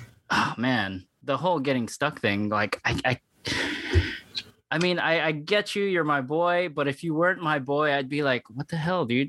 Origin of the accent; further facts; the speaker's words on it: Guam; now in South Florida, United States; Yeah, like I'm not actually technically from the Philippines. I'm actually from Guam.